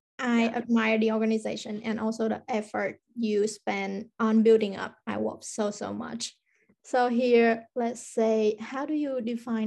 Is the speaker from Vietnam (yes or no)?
yes; Vietnam; now in Finland; I'm from Vietnam.